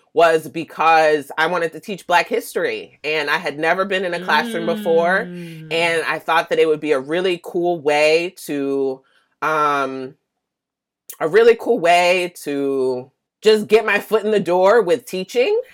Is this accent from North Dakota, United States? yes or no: no; Philadelphia, Pennsylvania, United States; moved away as an adult; also born or lived in Atlanta, Georgia; now in Oakland, United States; I was born in Atlanta, Mecca. So, okay. You know, it's a good time there. But I ended up leaving at a young age because my mom passed away from breast cancer around age 4. So I was raised in Philadelphia.